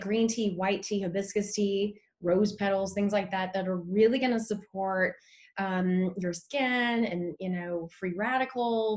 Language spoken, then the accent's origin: English; Lodi, California, United States; also born or lived in Vancouver, Washington; I have an office in Lodi, California, which is, I know people say, why? It's my hometown